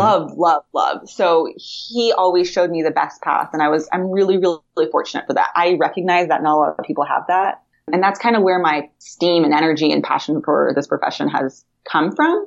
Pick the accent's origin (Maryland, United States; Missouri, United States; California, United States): California, United States; Huntington Beach; moved away as an adult; also born or lived in New York / Kentucky; now in Sacramento, United States; I am born and raised in Huntington Beach. I went to Huntington Beach High School back in the day